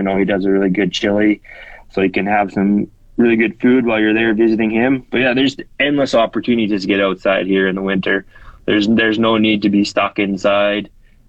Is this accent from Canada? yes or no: yes; Saskatoon, Saskatchewan, Canada; moved away as an adult; also born or lived in Lower Mainland, British Columbia; now in Wood Buffalo, Canada; I grew up in Saskatchewan and Saskatoon and spent a lot of our winters and summers in northern Saskatchewan at our cabin.